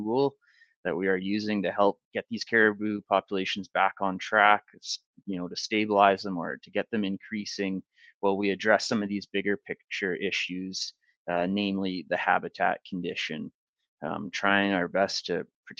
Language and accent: English; the Kootenays, British Columbia, Canada; also born or lived in Northern Ontario / Prince George, British Columbia; my family moved out from Northern Ontario when I was fairly young, moved to BC. And so I grew up in the Kootenays